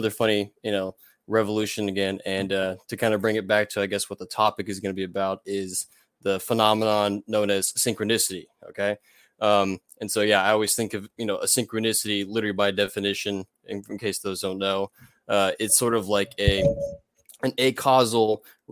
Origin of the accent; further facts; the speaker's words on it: Houston, Texas, United States; I'm from Houston, Texas. Born and raised here for the most part